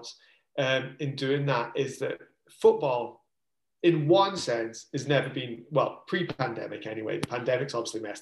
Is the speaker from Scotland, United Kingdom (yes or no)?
yes; Scotland, United Kingdom; moved away as an adult; we were growing up in Scotland